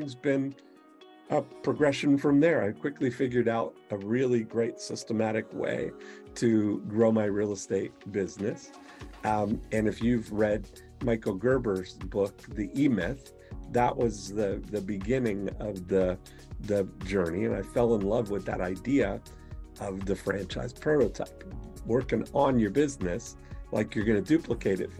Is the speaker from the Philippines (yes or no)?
no; Canada; I was born in Canada on a U.S. Air Force base to a Canadian mother and a U.S. father